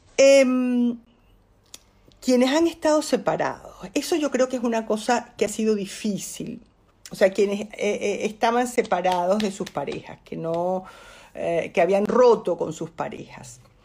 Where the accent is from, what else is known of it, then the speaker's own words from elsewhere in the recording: Venezuela; accent: Venezuelan; moved away as an adult; now in Spain; Porque yo soy bilingüe y hablo en venezolano y en español